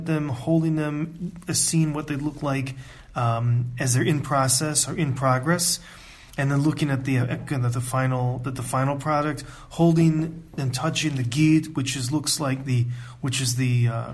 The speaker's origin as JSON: {"language": "English", "country": "United States", "also_born_or_lived": "Ann Arbor, Michigan", "moved": "as an adult", "lives_now": "Israel", "said": "I'm from the United States and I grew up in a conservative, traditional home"}